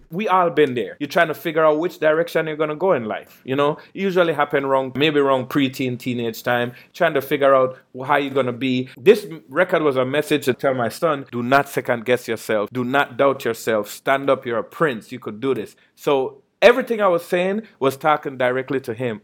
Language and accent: English; Belize; growing up in Belize